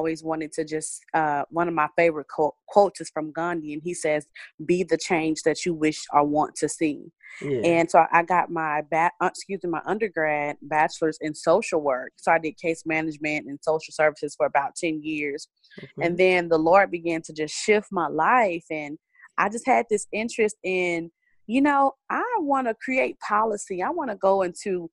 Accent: Crockett, Texas, United States; moved away as an adult; now in Houston, United States; I'm originally from East Texas, a small town called Crockett. I moved to Houston about 10 years ago

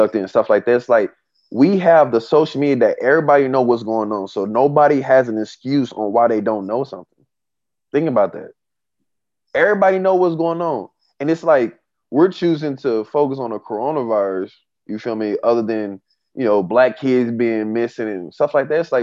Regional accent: Tulsa, Oklahoma, United States; my hometown in Tulsa

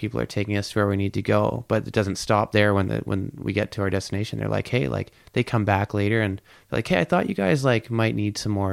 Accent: Lang, Ontario, Canada; now in Vancouver Island, Canada; I'm from Ontario, about an hour and a half east, a little bit north of Toronto. I'm 15 minutes east of Peterborough, Ontario. So I grew up in a little village, a bit over 100 people, little village called Lang

